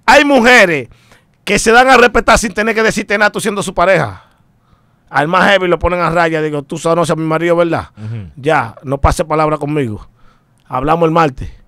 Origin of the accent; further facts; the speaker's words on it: Dominican Republic; Yo soy dominicano puro y sin corte del kilo